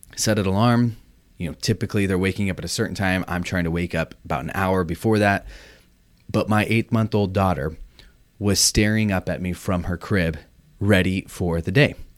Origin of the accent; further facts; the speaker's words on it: Orange County, California, United States; moved away as an adult; also born or lived in Michigan; I grew up in Orange County